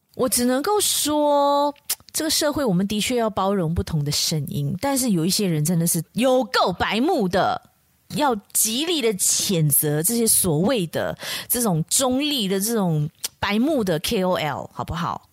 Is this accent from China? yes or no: no; Malaysia; 我们马来西亚人